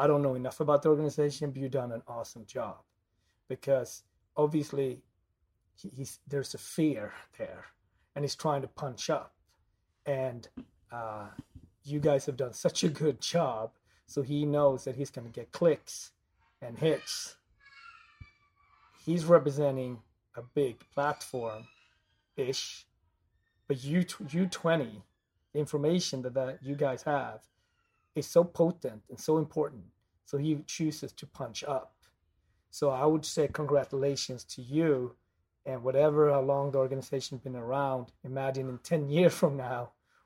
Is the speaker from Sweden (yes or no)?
yes; Gothenburg, Västra Götaland, Sweden; born or raised there; moved away